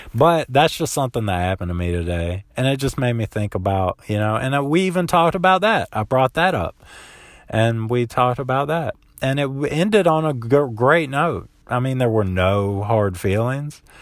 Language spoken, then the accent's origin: English; South Central Florida, United States; I grew up in South Central Florida